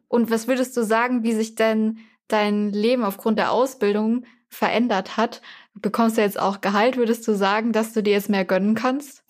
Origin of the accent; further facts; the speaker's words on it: Germany; bei mir war es richtig kaffig. Und ich habe mir wirklich diese Woche mal mit meinen Geschwistern überlegt, wie viel Zeit ich in meinem Leben in diesem Bus gesessen habe, der immer dann nach Weinheim gefahren ist